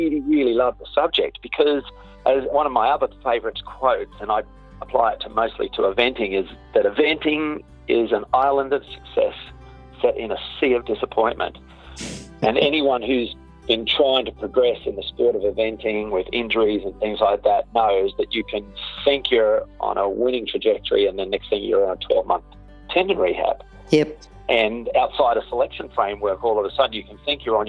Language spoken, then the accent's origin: English; Australia; moved away as an adult; also born or lived in Cambridge, New Zealand; I grew up in Australia